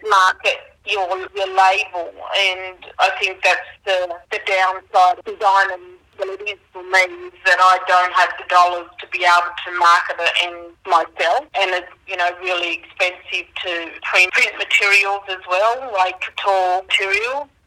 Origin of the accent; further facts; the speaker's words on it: Moree, New South Wales, Australia; now in Tamworth, Australia; in my language, in Gomeroi language, and I'm from Moree, New South Wales, uh, northern New South Wales. I now reside in Tamworth as a fashion designer